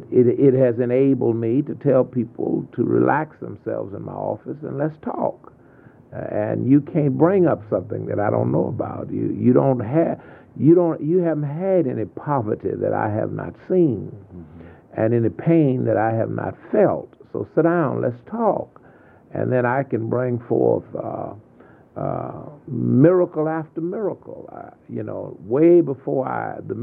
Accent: Sweet Home, Texas, United States; born or raised there; also born or lived in Columbus, Texas / San Antonio, Texas

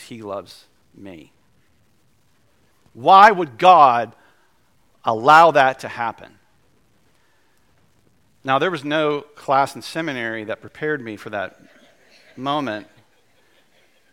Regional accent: Winston-Salem, North Carolina, United States; downtown Winston, my hometown

